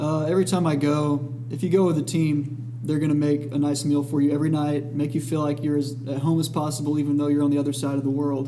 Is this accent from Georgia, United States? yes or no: yes; Dalton, Georgia, United States; moved away as an adult; now in Atlanta, United States; I am from Dalton, Georgia